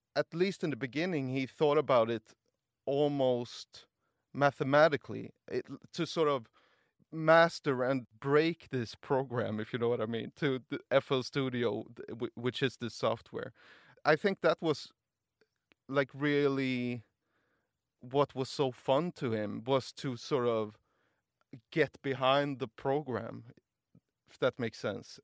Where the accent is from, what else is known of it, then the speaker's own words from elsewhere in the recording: Gothenburg, Västra Götaland, Sweden; now in Stockholm, Sweden; I was just in Gothenburg, my, my hometown, visiting my brother